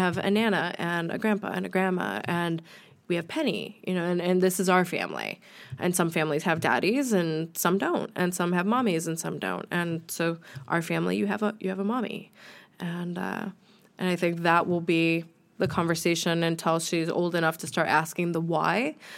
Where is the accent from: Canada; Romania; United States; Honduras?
United States; moved away as an adult; now in United Kingdom; I'm American